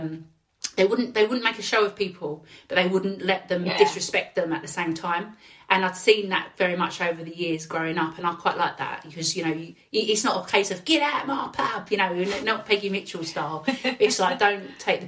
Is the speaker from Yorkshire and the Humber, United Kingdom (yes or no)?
no; London, United Kingdom; accent: Cockney; also born or lived in Stepney / Leyton; I was brought up in Forest Gate. Yeah, I was born within the sound of the Bow Bells